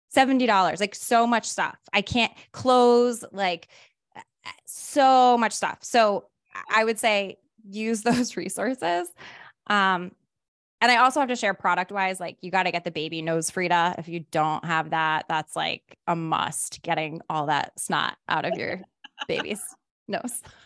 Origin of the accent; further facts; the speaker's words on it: Rhode Island, United States; now in Los Angeles, United States; my hometown